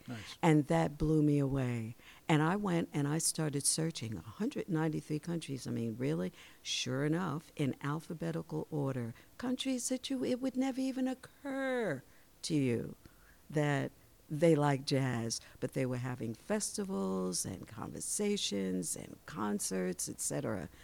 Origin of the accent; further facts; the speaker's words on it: New York City, New York, United States; that's from my hometown.